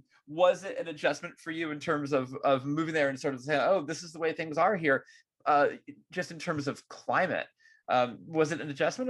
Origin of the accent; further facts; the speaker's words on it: California, United States; I'm such a Californian.